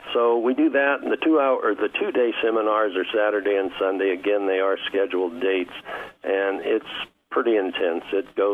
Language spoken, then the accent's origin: English; California, United States; Well, I'm a refugee from Southern California and moved up here in 89